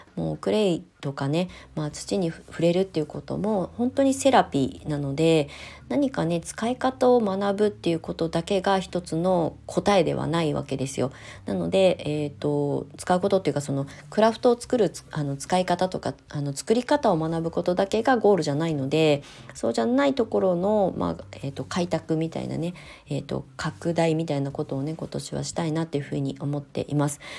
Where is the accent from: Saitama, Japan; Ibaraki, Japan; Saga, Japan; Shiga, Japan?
Ibaraki, Japan; hometown with the Nichido Museum of Art; moved away as an adult; そういうところで生まれ育った